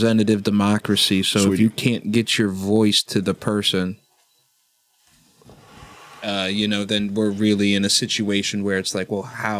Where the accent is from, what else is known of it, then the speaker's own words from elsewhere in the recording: Florida, United States; We grew up in Florida